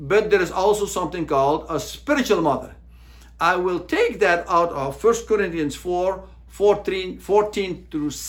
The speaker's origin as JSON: {"language": "English", "country": "United States", "said": "As American Christians"}